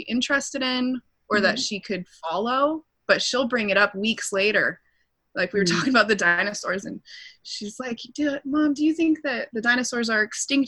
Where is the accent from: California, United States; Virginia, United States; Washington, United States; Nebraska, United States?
California, United States; Lake Arrowhead; moved away as an adult; now in Palisade, United States; We're from a little mountain town called Lake Arrowhead